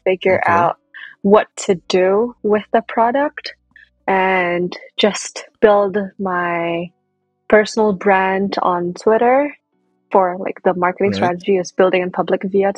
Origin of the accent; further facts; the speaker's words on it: Indonesia; moved away as an adult; now in United States; I was born and raised in Indonesia, and I moved to the U.S. for college in 2015